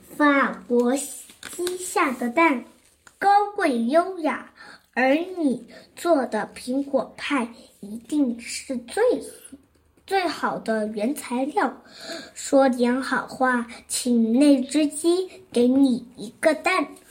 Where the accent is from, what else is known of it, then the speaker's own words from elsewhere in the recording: Zhongshan, Guangdong, China; 今年七岁，我来自广东省中山市石岐区